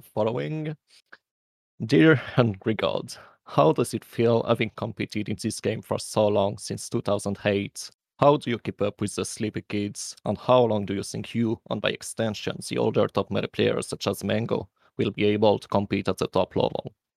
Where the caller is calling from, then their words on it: Paris, Île-de-France, France; I'm calling from France, Paris.